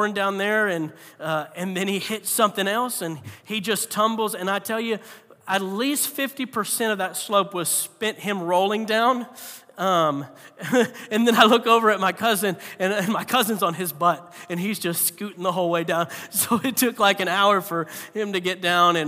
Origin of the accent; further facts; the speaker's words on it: Florida, United States; I grew up in Florida, so I hadn't even seen a lick of snow my whole life